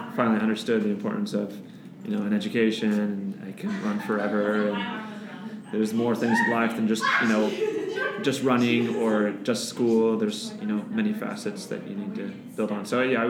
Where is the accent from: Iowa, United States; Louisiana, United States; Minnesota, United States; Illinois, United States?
Iowa, United States; I grew up in Iowa, so about like 45 minutes away from Des Moines